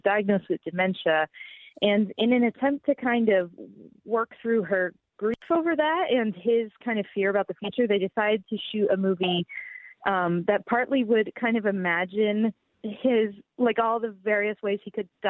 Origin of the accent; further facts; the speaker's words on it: a little north of Albany, upstate New York, United States; my hometown, which is upstate New York, a little north of Albany.